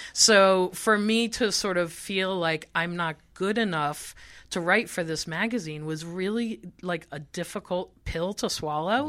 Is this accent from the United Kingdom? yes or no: no; Israel; moved away; I grew up in Israel, so I got a lot of my pop music from Europe